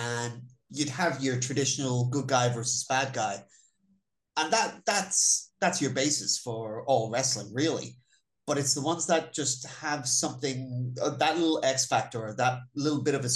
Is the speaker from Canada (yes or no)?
no; Ireland; I was born in Ireland